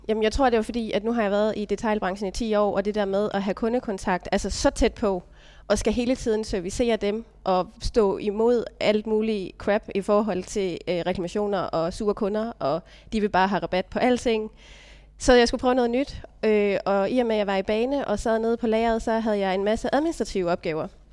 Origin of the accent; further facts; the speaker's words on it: Stige, Southern Denmark, Denmark; jeg er ude fra Stige